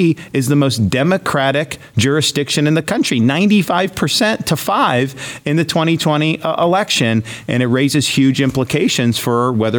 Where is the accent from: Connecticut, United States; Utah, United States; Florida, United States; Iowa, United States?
Florida, United States; Well, just think about we're in Texas, right? I'm from Florida.